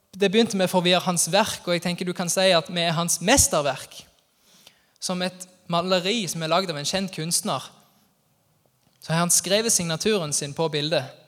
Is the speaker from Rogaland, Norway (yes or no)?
yes; Sokndal, Rogaland, Norway; moved away; Sokndal-patriot der jeg er ifra